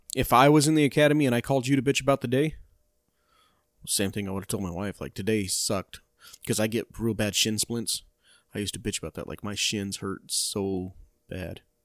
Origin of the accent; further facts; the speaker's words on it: Globe, Arizona, United States; my hometown of Globe